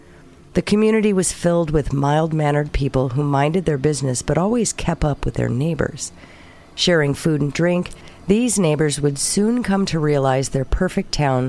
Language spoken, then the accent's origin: English; the South, United States; Of course, though, I am from the South, which comes with a heavy belief in the Bible, or otherwise known as Sky Daddy.